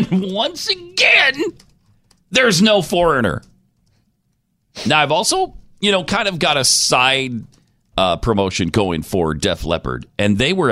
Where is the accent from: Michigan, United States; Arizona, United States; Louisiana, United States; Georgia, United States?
Georgia, United States; growing up in Georgia, I would understand it. You know, Bulldogs, Braves, and Falcons.